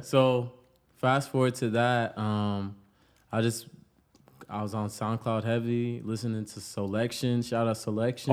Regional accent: Pawtucket, Rhode Island, United States; moved away as an adult; now in Los Angeles, United States; I'm from Pawtucket, Rhode Island, The Bucket.

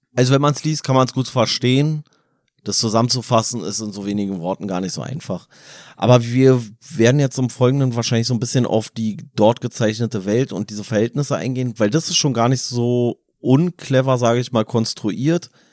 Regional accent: Berlin, Germany; für uns als Berliner

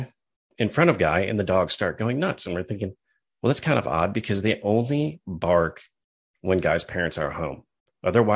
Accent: Wisconsin Rapids, Wisconsin, United States; from my hometown of Wisconsin Rapids

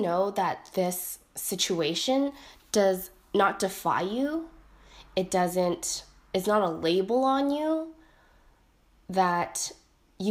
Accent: Richmond, British Columbia, Canada; I am from Richmond, British Columbia, in Canada

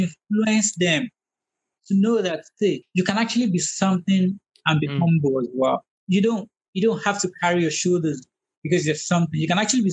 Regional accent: Nigeria; now in United States; We're Nigerian, but now we're American

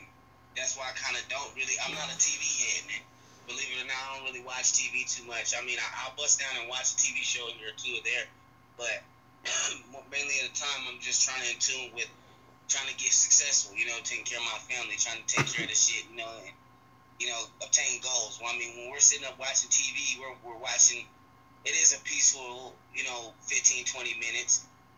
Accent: Tacoma, Washington, United States; also born or lived in Seaside, California; Well, I'm from California, but I was born in California, but I'm really from Tacoma.

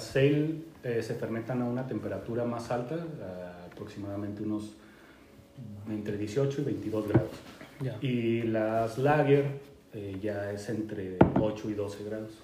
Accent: Guadalajara, Jalisco, Mexico; moved away as an adult; now in Canada; soy originario de México, se podrán dar cuenta. Eh, nací eh, y crecí en Guadalajara, Jalisco

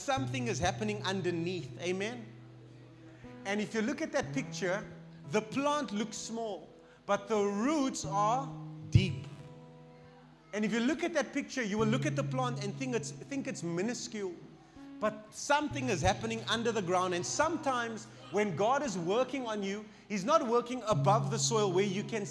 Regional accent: Cape Town, Western Cape, South Africa; now in Pretoria, South Africa; Pretoria is so different to my hometown, Cape Town

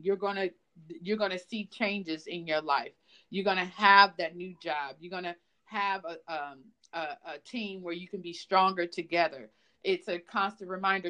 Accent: Los Angeles, California, United States; I'm from Los Angeles

